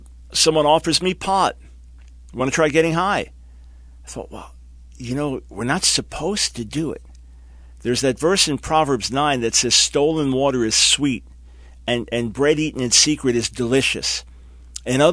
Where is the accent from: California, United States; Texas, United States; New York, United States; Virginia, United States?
New York, United States; New York City and Long Island, United States; born and raised in New York City and Long Island